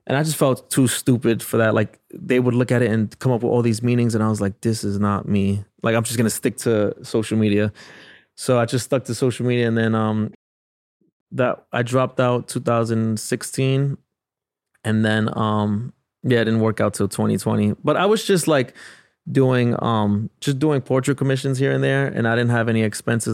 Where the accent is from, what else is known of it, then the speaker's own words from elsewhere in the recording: New York City, New York, United States; I grew up in the South Bronx